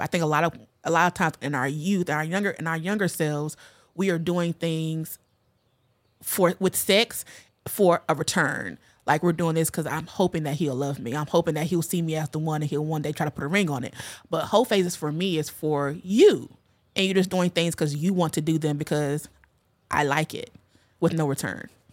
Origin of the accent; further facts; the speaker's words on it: North Carolina, United States; I grew up in the South in of North Carolina in a very religious family.